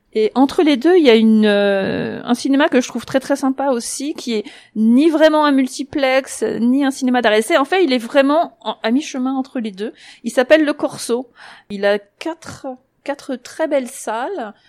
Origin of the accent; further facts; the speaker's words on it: Paris, Île-de-France, France; moved away as an adult; now in Zurich, Switzerland; je suis parisienne